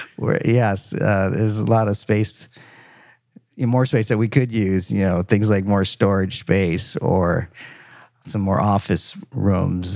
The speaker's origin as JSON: {"language": "English", "region": "Minnesota", "country": "United States", "tie": "born or raised there", "also_born_or_lived": "Michigan", "moved": "as an adult", "lives_now": "Dallas, United States", "said": "I grew up in Minnesota, and did my, uh, undergrad"}